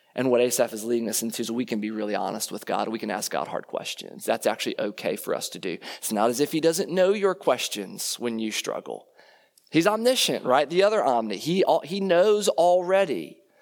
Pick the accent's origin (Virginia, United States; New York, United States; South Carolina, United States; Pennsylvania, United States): Virginia, United States; Leesburg; moved away; I grew up in Leesburg, Virginia, and I did go to Stonebridge